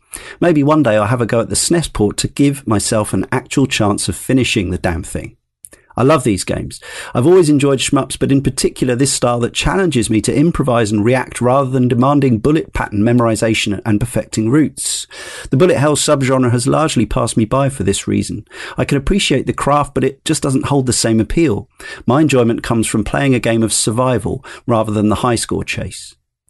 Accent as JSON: {"language": "English", "town": "Weston-super-Mare", "region": "South West England", "country": "United Kingdom", "tie": "born or raised there", "said": "I have no memory of having played it at any of the numerous arcades that lined the seafront where I grew up in Western Supermare. I was born in 86"}